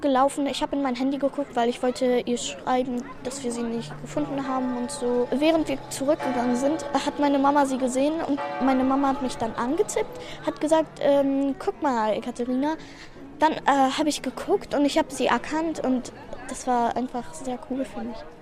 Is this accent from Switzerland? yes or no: no; Bulgaria; moved away; wo ich geboren bin, also in Bulgarien.